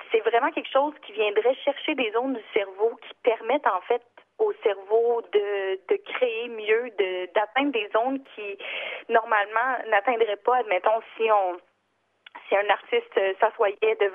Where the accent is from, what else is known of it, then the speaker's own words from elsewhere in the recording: Gaspésie, Quebec, Canada; moved away; Moi, je viens de la Gaspésie